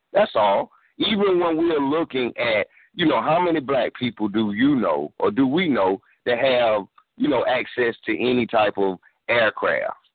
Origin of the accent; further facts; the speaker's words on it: South Carolina, United States; I'm from South Carolina myself